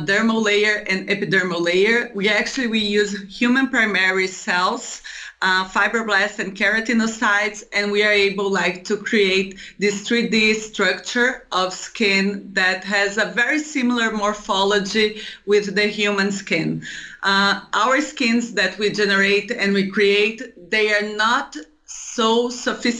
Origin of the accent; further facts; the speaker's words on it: Brazil; moved away as an adult; I came from Brazil